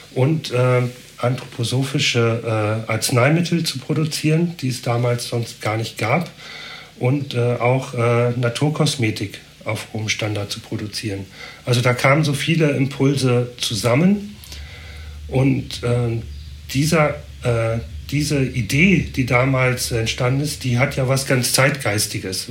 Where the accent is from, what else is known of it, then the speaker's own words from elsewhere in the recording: Northern Germany, Germany; moved away as an adult; now in Basel, Switzerland; Ich komme ja äh, aus dem Norden, bin erst seit drei Jahren hier